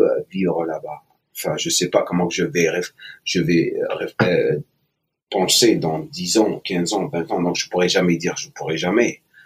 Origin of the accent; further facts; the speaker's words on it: Algiers, Algeria; moved away as an adult; also born or lived in eastern Algeria / Oran / England / United States; je suis né en Algérie, à l'est de l'Algérie. J'ai grandi jusqu'à l'âge de 7 ans à l'est et après je suis euh, j'ai déménagé vers l'ouest, l'ouest à Oran et après Alger. Euh, à partir de l'âge de 9 ans jusqu'à l'âge de 21 ans où j'ai quitté l'Algérie